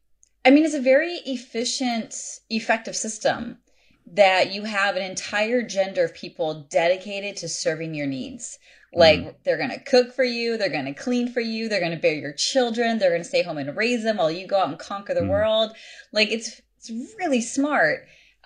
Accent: United States; now in California, United States; I grew up everywhere. My dad was in the military. So we grew up all over the U.S. We lived in Europe. And so I don't have a state I call home, but currently I'm in California.

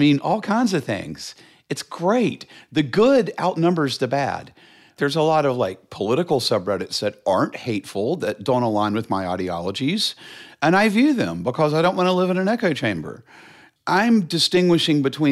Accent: Charlotte, North Carolina, United States; I grew up in Charlotte

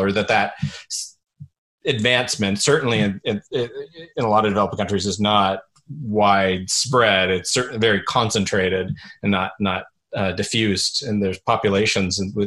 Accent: Canada; as a Canadian

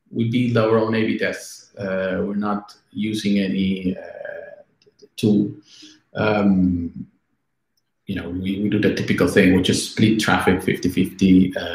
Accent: Argentina; English is a second language; now in Italy; when I came from Argentina to Italy.

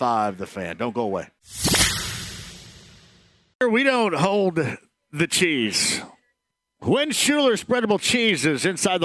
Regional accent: Greene County, Indiana, United States; I had a pool, an in-ground pool where I grew up down in Greene County

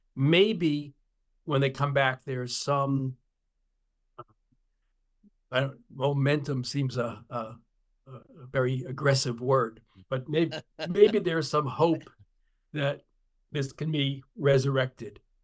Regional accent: Long Island, New York, United States; the district in which I grew up on Long Island

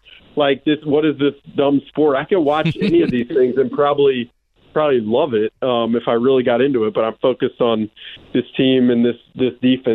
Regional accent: Alabama, United States; also born or lived in Kansas City; now in Minnesota, United States; I'm from Alabama originally.

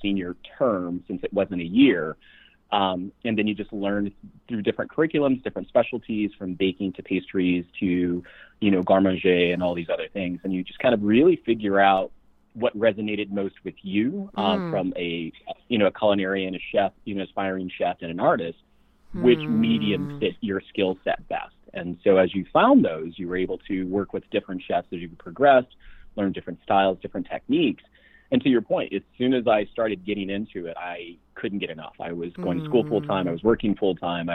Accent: Midwest, United States; moved away; also born or lived in West Coast; growing up in the Midwest and all of a sudden being in the West Coast

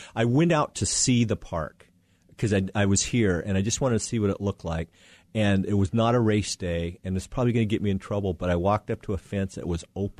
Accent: Wyoming, United States; And one of them found out I was from Wyoming

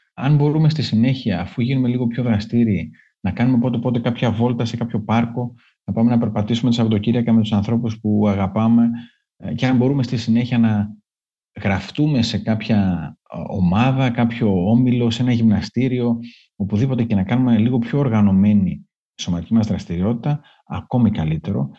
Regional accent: Greece; ως Έλληνες

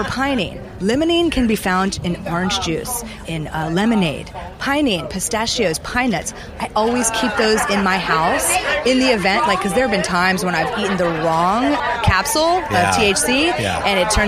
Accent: Charleston, South Carolina, United States; moved away; I'm from the South, from Charleston

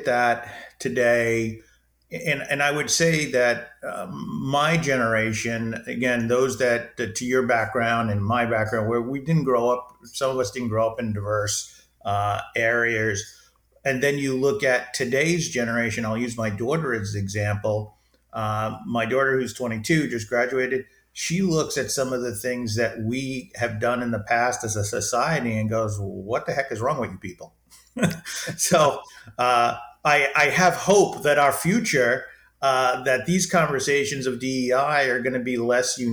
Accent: New York City, New York, United States; born or raised there

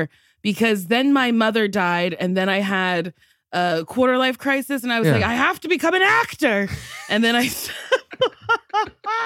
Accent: Middletown, New Jersey, United States; also born or lived in New York; now in Los Angeles, United States; I grew up in New Jersey, Central Jersey, if you will. Mm-hmm. Middletown, New Jersey

